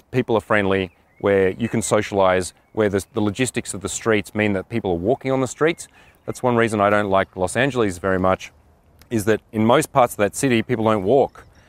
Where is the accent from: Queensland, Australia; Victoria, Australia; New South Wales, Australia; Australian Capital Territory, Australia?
Australian Capital Territory, Australia; Canberra; born or raised there; moved away as an adult